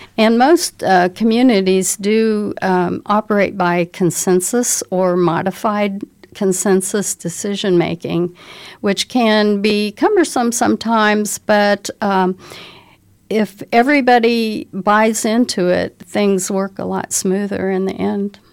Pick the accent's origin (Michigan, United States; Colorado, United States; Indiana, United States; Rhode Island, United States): Indiana, United States; Indianapolis; now in Bloomington, United States; I was raised in Indianapolis